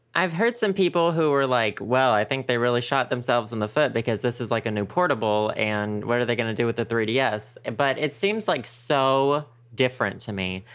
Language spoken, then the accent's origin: English; the South, United States; moved away; also born or lived in San Francisco / Seattle; we grew up in the South.